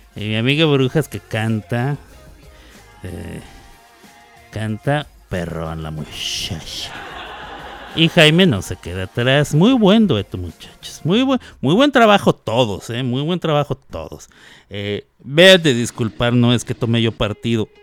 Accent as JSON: {"language": "Spanish", "region": "Chihuahua", "country": "Mexico", "tie": "born or raised there", "also_born_or_lived": "New York", "accent": "ch pronounced sh", "moved": "yes", "lives_now": "Oklahoma, United States", "said": "yo soy originario de Chihuahua, Chihuahua, pero allá la gente habla eh, o hablamos, porque yo soy de ahí con la la CH, o sea, la ch se pronuncia sh"}